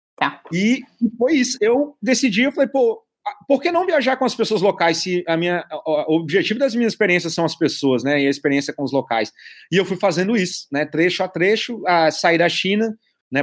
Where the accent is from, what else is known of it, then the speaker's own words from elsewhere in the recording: Brazil; moved away as an adult; sou do Brasil